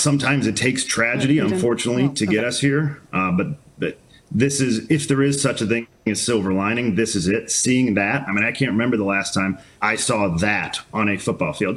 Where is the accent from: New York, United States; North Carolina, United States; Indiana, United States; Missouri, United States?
Missouri, United States; St. Louis; I'm from St. Louis